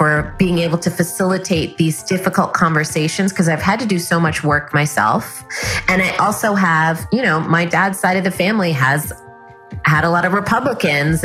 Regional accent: New York City, New York, United States; grew up in New York City, and my dad's family is all in California. So I grew up with my mom's family because my mom's a New York girl. We were all born in the Bronx

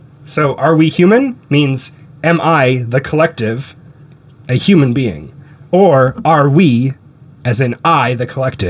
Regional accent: Canada; I grew up in Canada, so it was very safe.

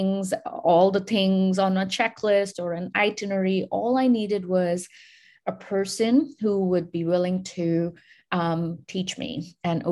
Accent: India; I grew up in India

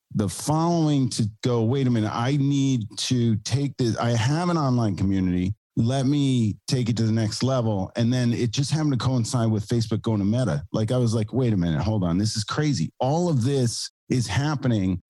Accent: New York City, New York, United States; I'm from New York City. I have a studio here

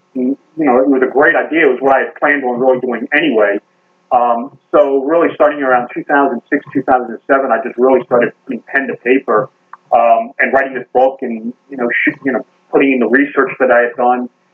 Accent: Baltimore, Maryland, United States; I'm from Baltimore, Baltimore, Maryland.

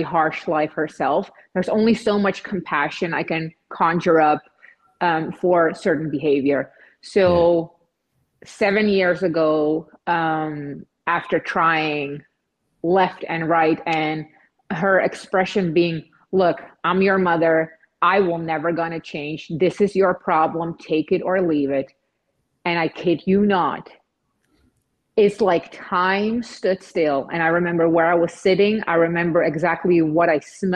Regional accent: Czechia; moved away; also born or lived in Netherlands; I'm from Czech Republic. I moved to the Netherlands, and then later on in my late teen years, I just traveled the world

